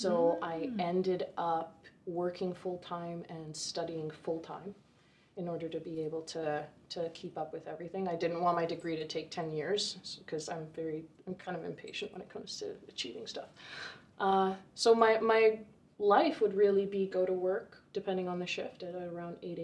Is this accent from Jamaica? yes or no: no; Vancouver, British Columbia, Canada; now in Kelowna, Canada; I grew up in Vancouver originally, and through circumstance, my father got a job here, so at 16, I moved to Kelowna